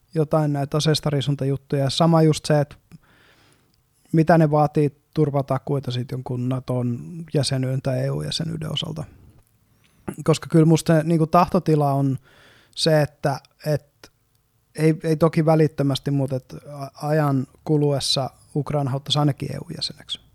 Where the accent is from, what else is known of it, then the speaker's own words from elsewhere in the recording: Eastern Finland, Finland; moved away as an adult; now in Helsinki, Finland; me ollaan molemmat kotoisin Itä-Suomesta